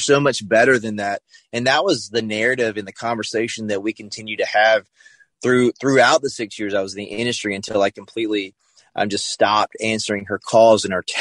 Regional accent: the South, United States; I grew up in the South

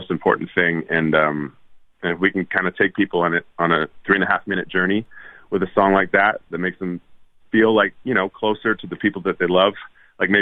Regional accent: Winnipeg, Manitoba, Canada; moved away as an adult; also born or lived in Edmonton, Alberta; now in Nashville, United States; Moved to Winnipeg at that age, a little before 8, I guess. 9-ish. And lived in Winnipeg until I moved away, went to Nashville

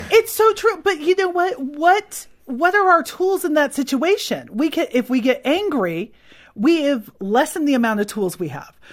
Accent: California, United States; I'm from California

